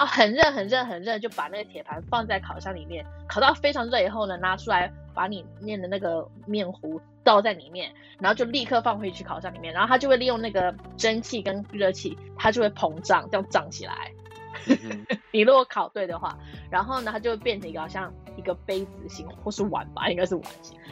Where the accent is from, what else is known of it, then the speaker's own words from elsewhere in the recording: California, United States; Chinese is a second language; moved away as an adult; also born or lived in Taiwan; now in London, United Kingdom; 因为我是加州长大的，所以我们就是，我们其实下雨机会也蛮，有下雨啦，但是我们还是有四季